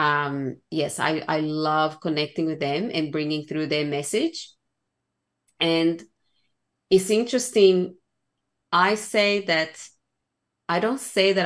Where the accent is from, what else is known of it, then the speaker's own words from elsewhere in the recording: Brazil; growing up in Brazil